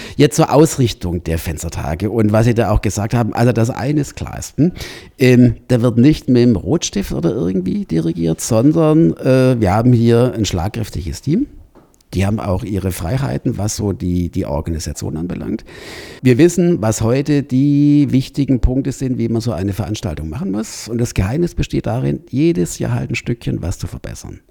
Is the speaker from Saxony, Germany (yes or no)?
no; Baden-Württemberg, Germany; moved away; also born or lived in Rosenheim; ich komme ja aus Baden-Württemberg